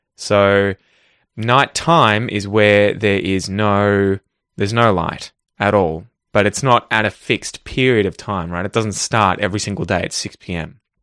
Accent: Ocean Grove, Victoria, Australia; my hometown of Ocean Grove

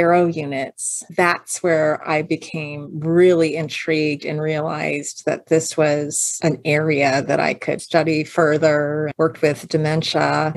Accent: Pasadena, California, United States; when I was a kid, I grew up over in Pasadena

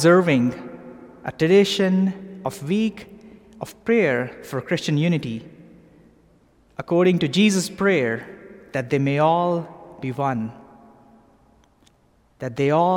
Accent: Pakistan; moved away as an adult; also born or lived in London; now in Atlanta, United States; I grew up in Pakistan

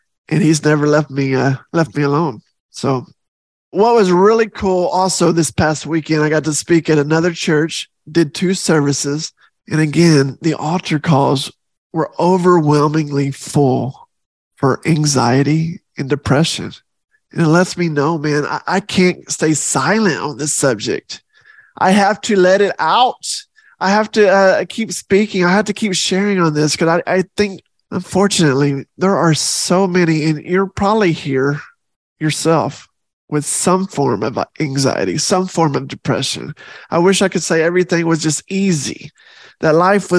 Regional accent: the South, United States; I'm from the South

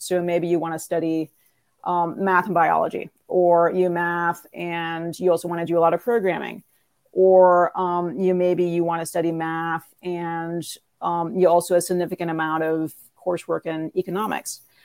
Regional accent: Northern California, United States; moved away as an adult; also born or lived in New York City; I grew up in Northern California

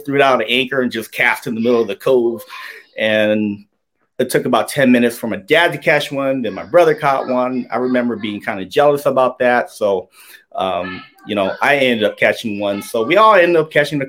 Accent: Tucson, Arizona, United States; I was born and raised here in Arizona, grew up in Tucson, Arizona

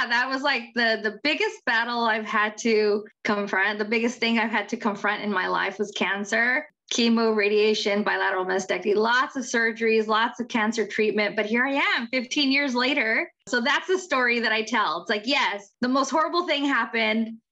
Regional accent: Central California, United States; also born or lived in Orange County, California; my hometown of Central California

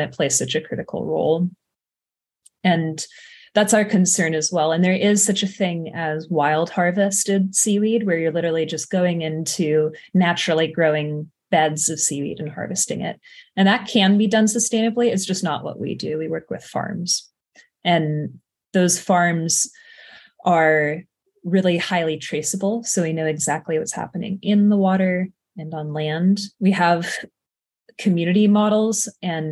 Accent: Carmel, California, United States; I grew up in Carmel, a couple hours south from the Bay Area.

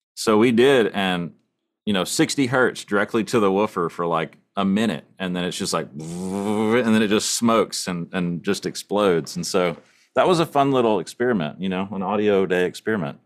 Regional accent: East Texas, United States; I grew up in East Texas

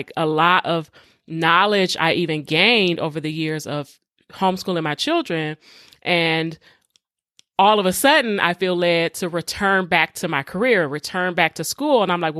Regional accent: Detroit, Michigan, United States; even though I grew up in Detroit public schools and the majority of the students were black.

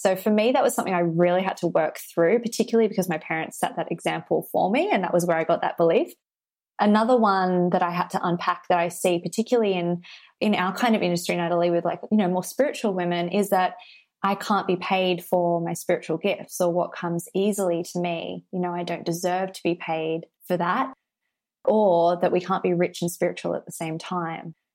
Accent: Sydney, New South Wales, Australia; I live in Australia and I grew up in Sydney

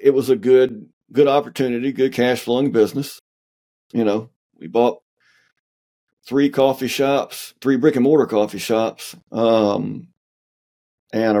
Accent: the South, United States; I'm from the South

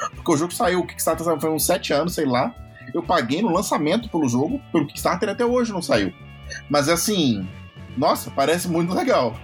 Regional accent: Minas Gerais, Brazil; eu sou mineiro

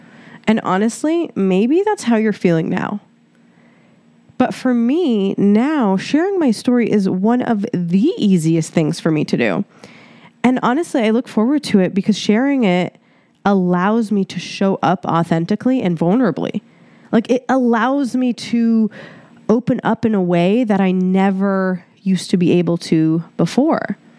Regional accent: Cairo, Cairo Governorate, Egypt; born there; So I was born in Egypt, Cairo, Egypt. I am 100% Egyptian. And the memories that I have from Egypt were honestly, majority of them were traumatizing.

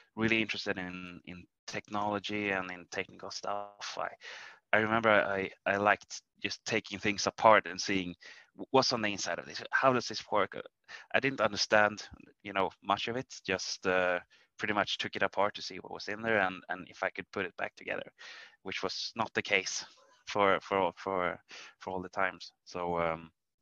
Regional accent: Arvidsjaur, Norrbotten County, Sweden; I grew up in a really small town in the northern parts of Sweden called Arvidsjaur

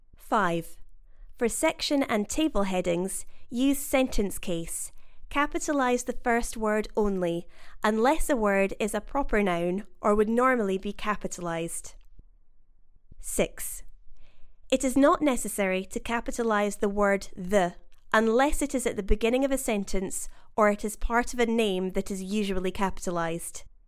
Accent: United Kingdom; accent: British English; As a British English speaker

